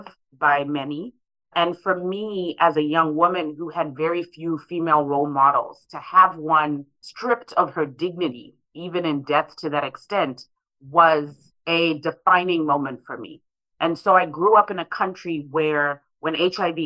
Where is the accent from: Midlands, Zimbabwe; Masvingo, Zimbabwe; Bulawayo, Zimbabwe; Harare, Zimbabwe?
Harare, Zimbabwe; now in St. Louis, United States; I was one of those children growing up in Harare